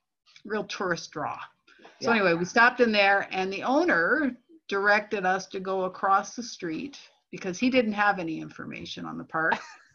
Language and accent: English; Wilmette, Illinois, United States; Wilmette, Illinois. Yes, a suburb of Chicago.